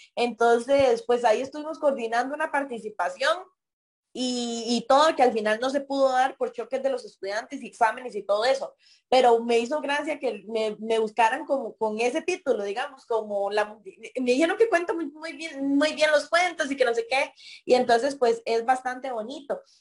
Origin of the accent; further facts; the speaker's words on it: Puriscal, San José, Costa Rica; soy de Bajo los Murillo, de Puriscal, una zona bastante lejana del cantón